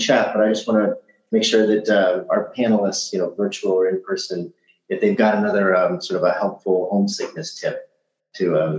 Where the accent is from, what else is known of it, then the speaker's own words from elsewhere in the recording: Kansas City, Missouri, United States; And then to go back home to Kansas City, Missouri, which is maybe a couple hundred thousand people, this place is so quiet.